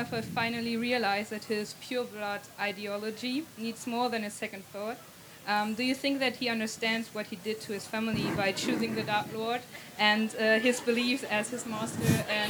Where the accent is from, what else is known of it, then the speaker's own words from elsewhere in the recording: Germany; I'm from Germany